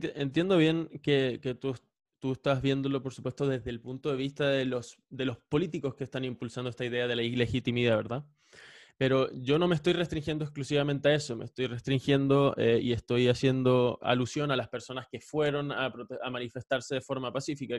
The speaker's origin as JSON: {"language": "Spanish", "town": "Caracas", "region": "Capital District", "country": "Venezuela", "said": "yo soy venezolano, yo nací en Caracas"}